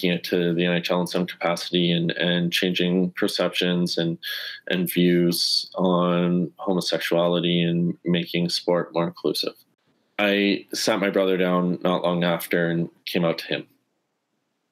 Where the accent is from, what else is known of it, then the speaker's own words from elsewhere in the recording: Sudbury, Ontario, Canada; the community I'm from Sudbury